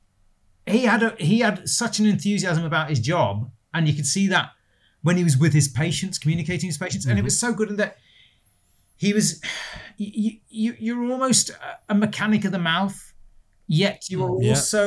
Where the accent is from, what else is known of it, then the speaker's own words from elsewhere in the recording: Stoke-on-Trent, West Midlands, United Kingdom; also born or lived in Bromsgrove, Worcestershire; We moved up to Stoke when I was four. So my whole life has been here for as far back as I can remember.